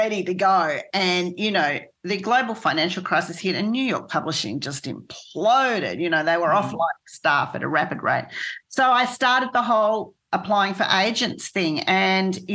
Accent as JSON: {"language": "English", "country": "Australia", "also_born_or_lived": "United States", "said": "as an Australian, even though I lived there"}